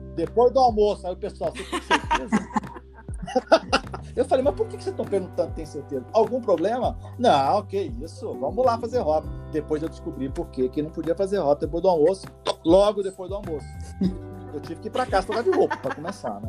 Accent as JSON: {"language": "Portuguese", "town": "Goiânia", "region": "Goiás", "country": "Brazil", "tie": "born or raised there", "also_born_or_lived": "Belém / Brasília / Rio de Janeiro", "moved": "as an adult", "lives_now": "São Paulo, Brazil", "said": "sou goiano, acho que pelo sotaque já dá para perceber. Mas eu nasci em Goiânia, me criei em Goiânia"}